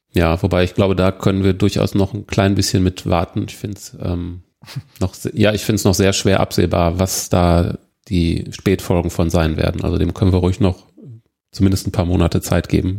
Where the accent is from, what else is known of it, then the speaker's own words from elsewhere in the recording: Germany; bei uns in Deutschland